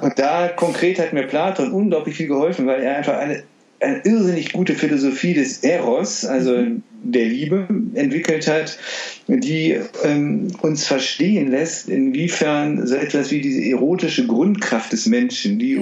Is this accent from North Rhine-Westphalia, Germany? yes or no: yes; Düsseldorf, North Rhine-Westphalia, Germany; ich bin in Düsseldorf aufgewachsen